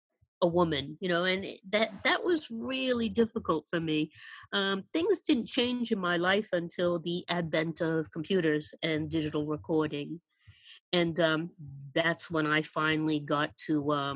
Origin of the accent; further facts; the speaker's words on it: San Francisco, California, United States; now in United Kingdom; especially since I came from San Francisco.